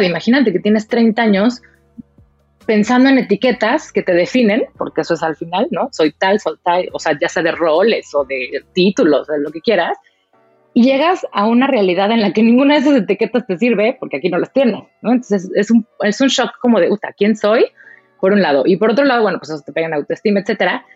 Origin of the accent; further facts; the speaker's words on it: Mexico; moved away as an adult; now in Germany; soy mexicana, eh, viví, nací en México